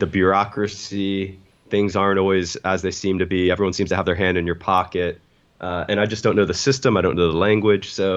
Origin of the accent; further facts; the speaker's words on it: United States; moved away; America's, my homeland where my parents are